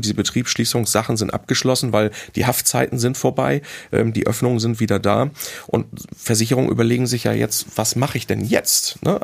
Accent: Hamburg, Germany; als Hamburger

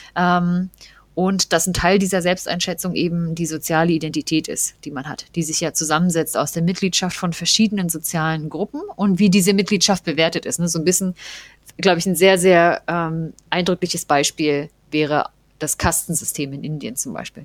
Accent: East Germany, Germany; im Osten, wo wir ja beide auch herkommen

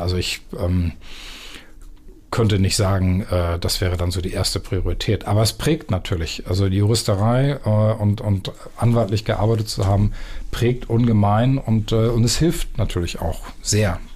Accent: Büsum, Schleswig-Holstein, Germany; moved away as an adult; also born or lived in Erpen near Osnabrück / Wilhelmshaven; now in Hamburg, Germany; ich bin in Dithmarschen im Büsum groß geworden

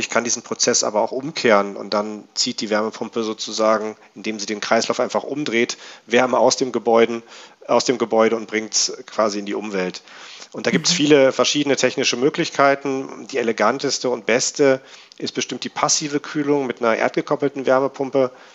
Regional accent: North Rhine-Westphalia, Germany; now in Berlin, Germany; ich komme ähm, eigentlich aus Nordrhein-Westfalen

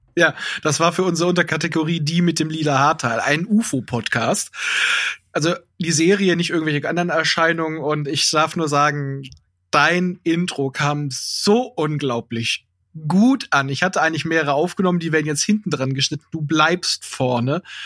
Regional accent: Hanover, Lower Saxony, Germany; als Hannoveraner kann ich dir sagen

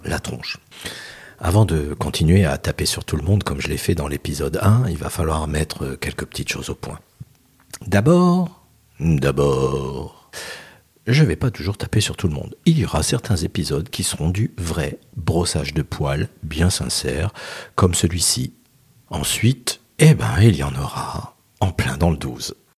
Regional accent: France

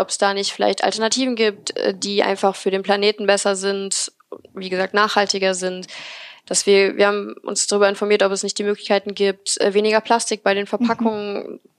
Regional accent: Remscheid, North Rhine-Westphalia, Germany; Also wie schon gesagt … Ich bin 23 und komme hier aus Remscheid.

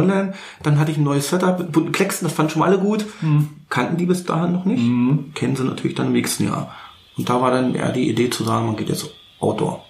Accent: Berlin, Germany; now in Bernau, Germany; Ja, ich bin richtig gebürtiger Berliner. Ich bin, ich sag's mal so schön, ich bin geborener Charité, äh, wenn auch zu DDR-Zeiten, ja. aber im Grunde genommen richtig Berliner. Ähm, wohne aber jetzt in Bernau.

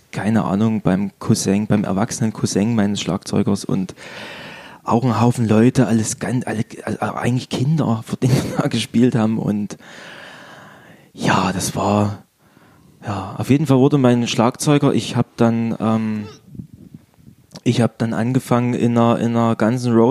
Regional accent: Rhineland-Palatinate, Germany; Ich, bin, ich komme aus dem Fruchtland und da ähm, in Eich gab es den Dorfrock in der Turnhalle.

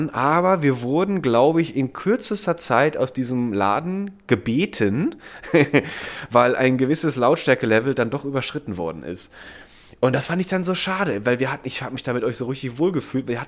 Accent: Mendig, Rhineland-Palatinate, Germany; es gab auch aus der Ecke, wo ich herkomme, in Mendig, das ist ein Vulkangebiet und da gibt es auch die Vulkaneifel ist ja dann

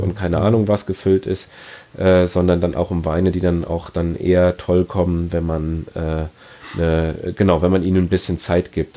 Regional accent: Ingelheim, Rhineland-Palatinate, Germany; bei uns in Ingelheim

